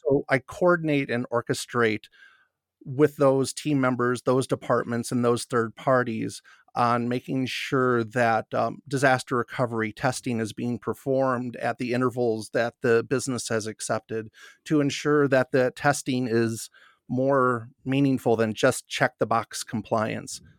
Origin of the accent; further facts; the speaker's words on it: Northern Illinois, United States; moved away as an adult; also born or lived in Wisconsin; now in Denver, United States; I'm a Midwest guy at heart, born and raised in Northern Illinois